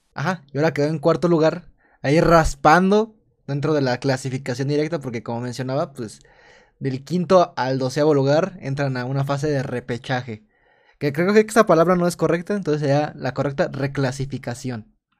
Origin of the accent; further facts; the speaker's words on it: Mexico; como mexicano